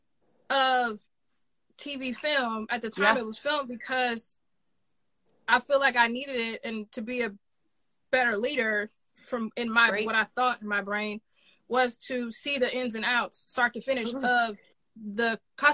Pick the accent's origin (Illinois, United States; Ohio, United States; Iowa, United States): Illinois, United States; Chicago; I'm from Chicago